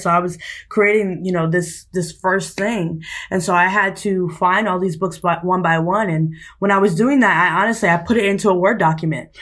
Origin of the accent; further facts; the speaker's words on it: New York City, New York, United States; moved away as an adult; also born or lived in New Hampshire; now in California, United States; I'm from New York, specifically Staten Island and Harlem, New York.